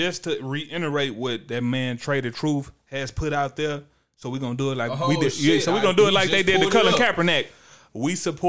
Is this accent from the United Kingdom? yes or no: no; Houston, Texas, United States; because you know we are from Houston, Texas.